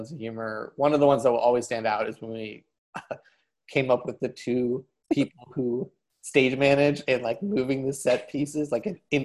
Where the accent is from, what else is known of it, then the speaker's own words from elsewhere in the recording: Ohio, United States; we're both from Ohio